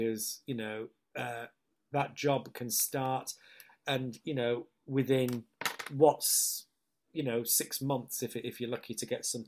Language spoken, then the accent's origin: English; Hull, Yorkshire and the Humber, United Kingdom; accent: northern; moved away; it's my hometown